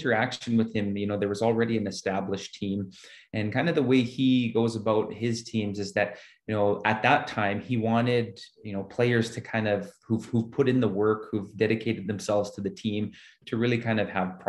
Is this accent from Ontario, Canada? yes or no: no; Saskatoon, Saskatchewan, Canada; the community that I grew up here in Saskatoon